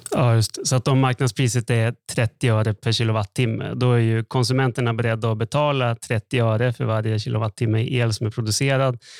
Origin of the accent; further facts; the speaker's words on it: Norrland, Sweden; moved away; Jag är uppväxt på landsbygden i Norrland